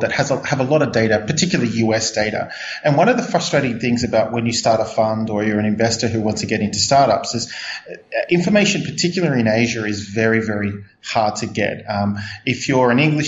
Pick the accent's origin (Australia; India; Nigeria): Australia; Melbourne, Victoria; now in Hong Kong; Originally a Melbourne boy from Australia